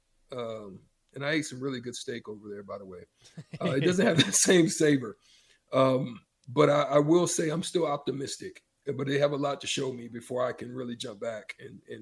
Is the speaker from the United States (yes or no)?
yes; the South, United States; I'm from the South